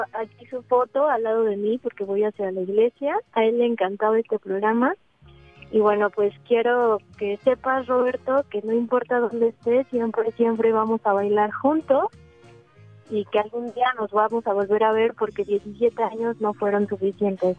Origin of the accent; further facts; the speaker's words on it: Mexico City, Mexico; Soy de aquí de la Ciudad de México